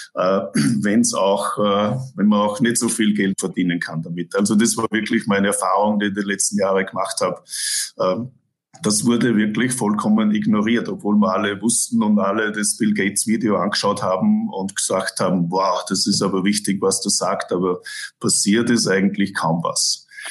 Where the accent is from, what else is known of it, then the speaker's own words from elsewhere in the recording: Innviertel, Upper Austria, Austria; also born or lived in Toronto, Canada; now in Vancouver, Canada; Ich bin aus dem Innviertel